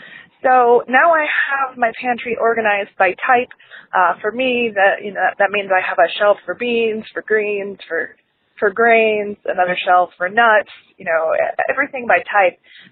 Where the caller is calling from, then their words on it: Columbus, Ohio, United States; I'm from Columbus, Ohio.